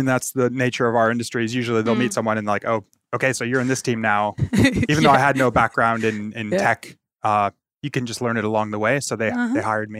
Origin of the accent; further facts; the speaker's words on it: Michigan, United States; Whereabouts? I'm from Michigan.